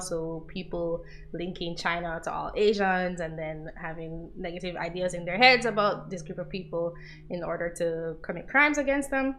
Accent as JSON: {"language": "English", "country": "Jamaica", "said": "I'm from Jamaica"}